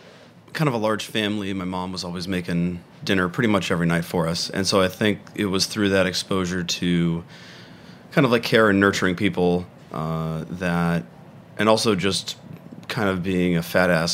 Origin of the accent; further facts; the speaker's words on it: San Marino, California, United States; moved away as an adult; also born or lived in Pasadena; In San Marino, California, a small like city right outside of LA.